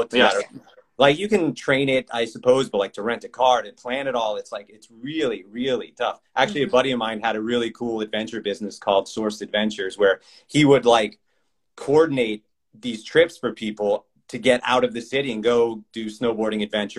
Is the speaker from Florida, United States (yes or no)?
yes; Hollywood, Florida, United States; moved away as an adult; now in Los Angeles, United States; I'm from actually Hollywood, Florida. So I'm from, it's like Fort Lauderdale, Miami area.